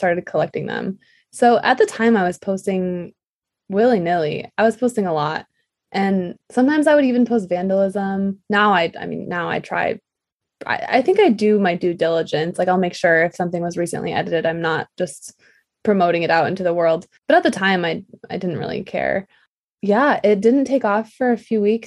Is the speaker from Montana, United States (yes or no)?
no; Michigan, United States; moved away; also born or lived in New York City; I'm from Michigan